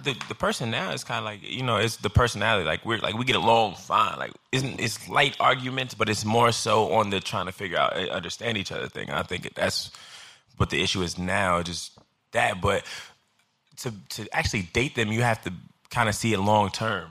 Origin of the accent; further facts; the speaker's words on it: Chicago, Illinois, United States; now in New York, United States; I'm from Chicago, uh, Illinois, South Side